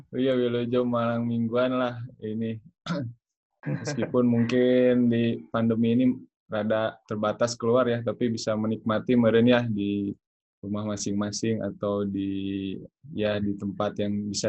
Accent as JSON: {"language": "Indonesian", "town": "Bandung", "region": "West Java", "country": "Indonesia", "tie": "born or raised there", "said": "eh, saya asli dari Bandung."}